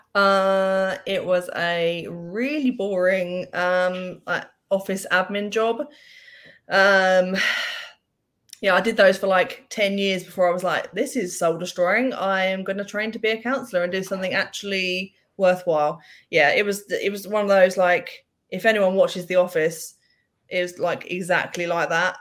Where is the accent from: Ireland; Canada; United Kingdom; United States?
United Kingdom; England; being English